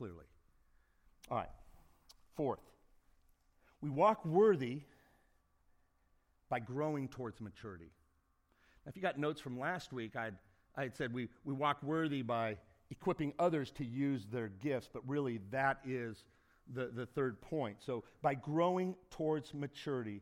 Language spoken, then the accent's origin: English; Indiana, United States; now in Phoenix, United States; I grew up in Indiana